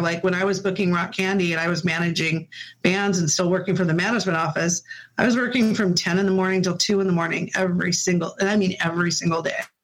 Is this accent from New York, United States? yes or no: no; Puyallup, Washington, United States; also born or lived in Spokane, Washington / Federal Way, Washington / Seattle, Washington; I'm native actually to Washington. I was born in Spokane. Um, my parents we moved to Federal Way for a little while, and then I they settled us down in Puyallup. And so I really spent most of my school years in Puyallup